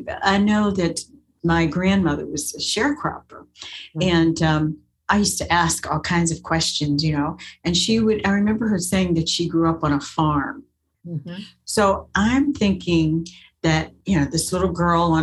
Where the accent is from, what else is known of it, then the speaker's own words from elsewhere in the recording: Western Pennsylvania, United States; I grew up in Western Pennsylvania, but in the country